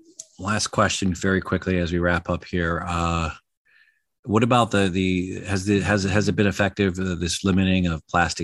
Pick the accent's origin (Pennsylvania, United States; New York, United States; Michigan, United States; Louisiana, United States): Michigan, United States; moved away as an adult; now in California, United States; I'm from Michigan and I recently relocated to California about a year ago.